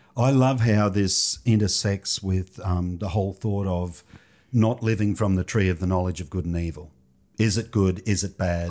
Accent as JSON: {"language": "English", "town": "Toowoomba", "region": "Queensland", "country": "Australia", "tie": "born or raised there", "said": "came back to Toowoomba"}